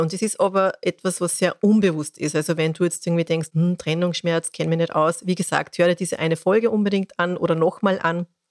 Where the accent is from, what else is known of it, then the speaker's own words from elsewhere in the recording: Austria; Bei uns in Österreich